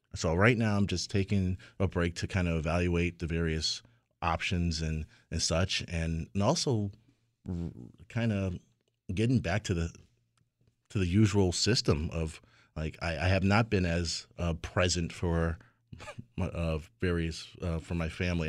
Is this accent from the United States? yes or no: yes; Hartford, Connecticut, United States; a kid growing up in Hartford at the time with two parents who only had their high school education